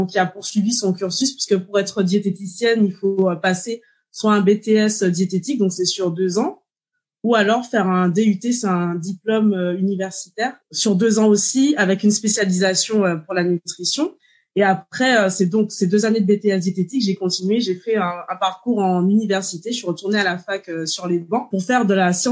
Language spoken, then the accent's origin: French; Martinique; j'ai 36 ans, je suis martiniquaise